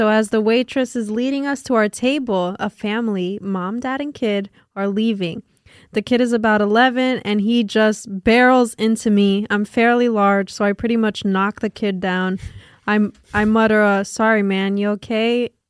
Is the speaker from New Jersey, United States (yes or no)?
yes; Newark, New Jersey, United States; I don't live in Coney Island. I'm from Newark, New Jersey.